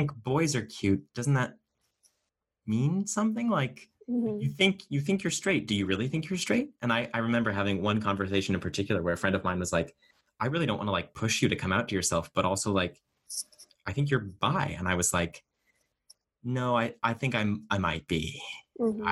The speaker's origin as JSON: {"language": "English", "area": "Boston suburbs", "region": "Massachusetts", "country": "United States", "tie": "born or raised there", "said": "growing up in Massachusetts, especially, you know, the Boston suburbs"}